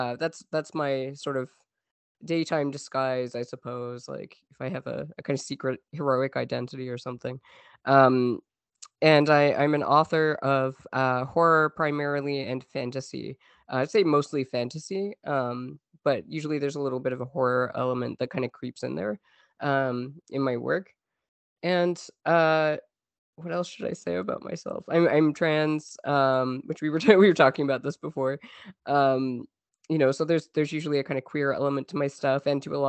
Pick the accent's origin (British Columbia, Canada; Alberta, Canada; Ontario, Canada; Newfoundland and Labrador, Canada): Newfoundland and Labrador, Canada; now in Montreal, Canada; I am a Canadian writer who grew up in Newfoundland, Canada